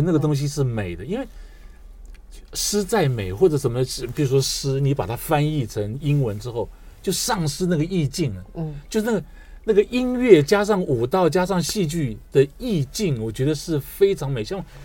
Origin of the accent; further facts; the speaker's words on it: Taiwan; 我自己是外省家庭，我是眷村长大的